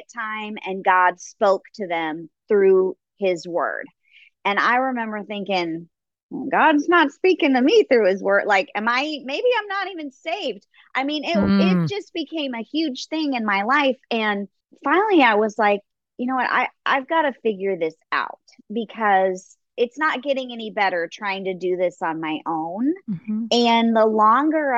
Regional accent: Los Angeles, California, United States; I grew up in Los Angeles

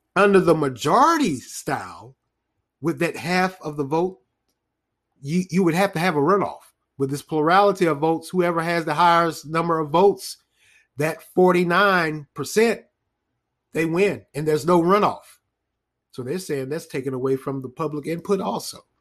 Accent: Raleigh, North Carolina, United States; the city of Raleigh, the capital city of North Carolina, my hometown

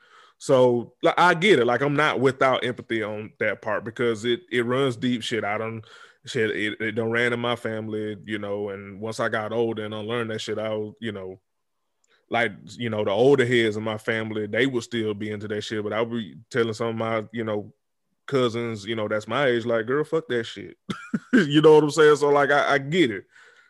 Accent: the South, United States; Again, I'm from the South, born and raised.

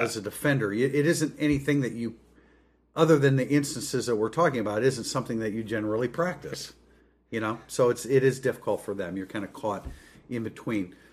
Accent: South Bend, Indiana, United States; born and raised in South Bend

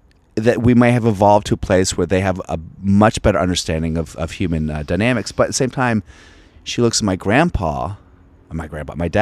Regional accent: Virginia, United States; moved away; I'm from Virginia

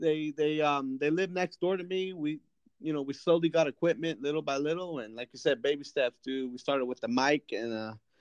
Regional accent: Fowler, California, United States; I'm from Fowler, which is a small town 9 miles south

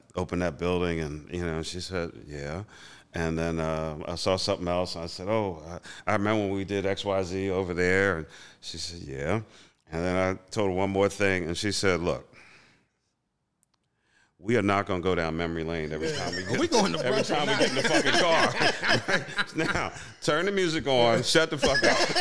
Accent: Philadelphia, Pennsylvania, United States; born or raised there

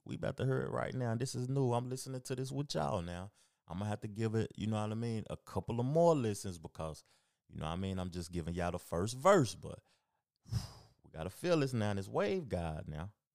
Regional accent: the South, United States; I'm from the South and I love the South

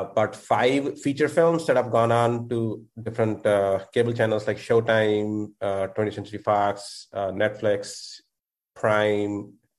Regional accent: India; moved away as an adult; now in United States; I'm originally from India. I moved here when I was 21.

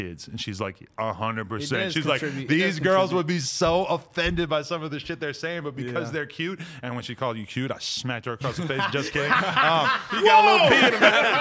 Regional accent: Nashua, New Hampshire, United States; born or raised there; also born or lived in Boston

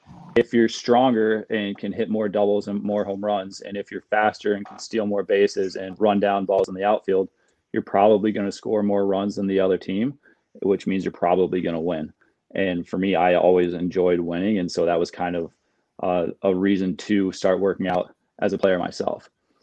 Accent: Fort Myers, Florida, United States; moved away as an adult; also born or lived in Wisconsin; Fort Myers, so Southwest. Not exactly South Florida, but South Florida.

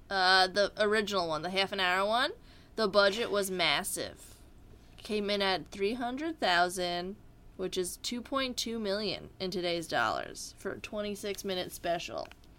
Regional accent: New Jersey, United States; because I'm from New Jersey

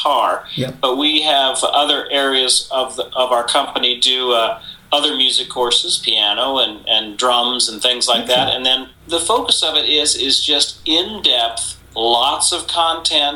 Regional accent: San Antonio, Texas, United States; moved away as an adult; now in Nashville, United States; I was from San Antonio, Texas, and was working there

